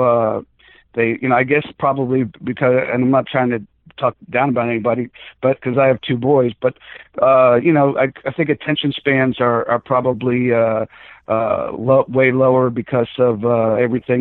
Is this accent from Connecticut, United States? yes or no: no; South Florida, United States; also born or lived in Bronx, New York / Atlanta; I was born in the Bronx and moved to South Florida when I was six